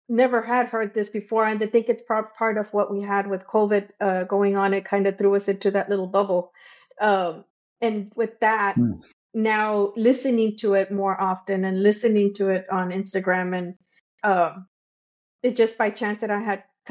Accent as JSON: {"language": "English", "town": "Brownsville", "region": "Texas", "country": "United States", "said": "I am from Texas, Brownsville, Texas."}